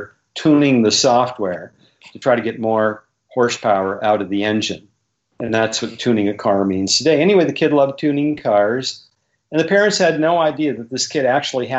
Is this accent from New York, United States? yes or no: no; Bismarck, North Dakota, United States; I grew up in Bismarck, North Dakota